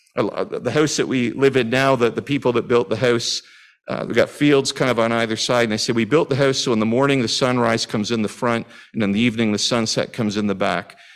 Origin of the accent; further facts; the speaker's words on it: Canada; As a Canadian